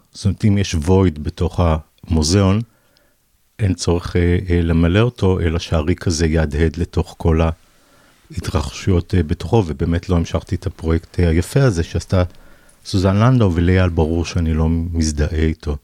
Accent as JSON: {"language": "Hebrew", "town": "Savyon", "region": "Central District", "country": "Israel", "tie": "born or raised there", "also_born_or_lived": "Ganei Yehuda", "said": "גדלתי בסביון ובגני יהודה"}